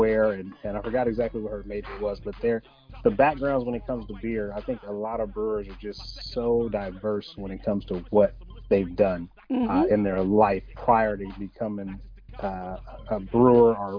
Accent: Oakland, California, United States; also born or lived in Heidelberg, Germany; I grew up in Oakland, which is across from the Bay Bridge where the Warriors play. They play in East Oakland, but I grew up in West Oakland

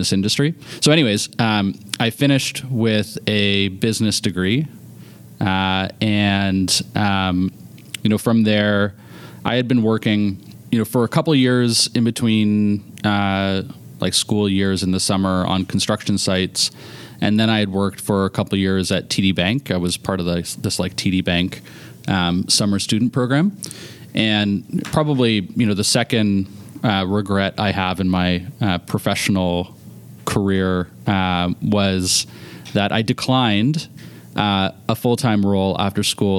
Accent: Oakville, Ontario, Canada; also born or lived in North York, Toronto; I grew up in Oakville

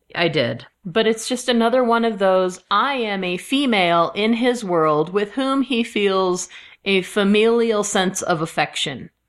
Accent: Midwest, United States; I am from the Midwest

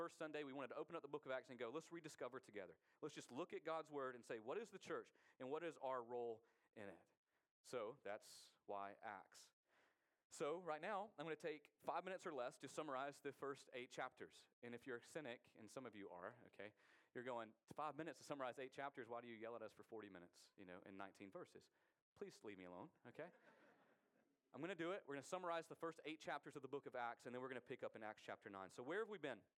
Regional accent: United States; we as American Christians

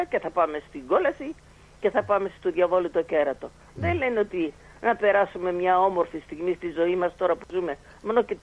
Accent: Mytilene, North Aegean, Greece; και ο κάθε ένας που το έχω στα χέρια μου ότι είμαι και εγώ από τη Μυτιλίνη.

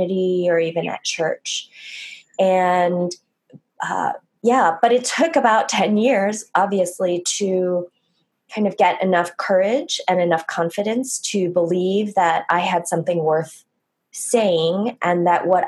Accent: United States; growing up, I'm Korean American

